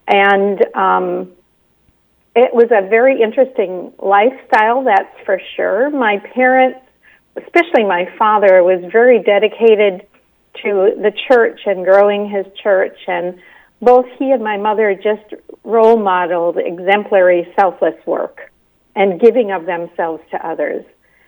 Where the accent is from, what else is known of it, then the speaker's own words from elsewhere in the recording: Detroit Lakes, Minnesota, United States; moved away as an adult; also born or lived in Twin Cities, Minnesota / Bemidji, Minnesota; now in South Carolina, United States; I'm born and raised in Detroit Lakes, Minnesota, actually.